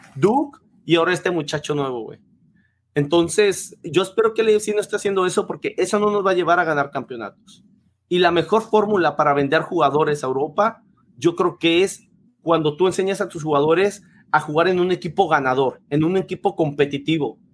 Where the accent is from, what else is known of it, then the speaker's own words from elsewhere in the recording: Mexico; yo soy mexicano